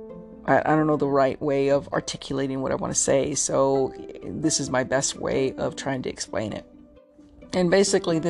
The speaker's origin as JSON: {"language": "English", "country": "United States", "said": "We as an American"}